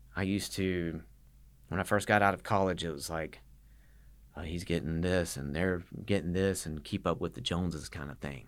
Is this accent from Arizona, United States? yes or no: no; Statesboro, Georgia, United States; I'm from Statesboro